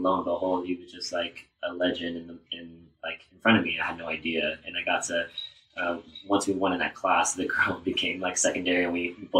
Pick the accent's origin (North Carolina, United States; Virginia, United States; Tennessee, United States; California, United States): California, United States; San Diego; I'm born and raised in San Diego. Just never wanted to leave here, I guess.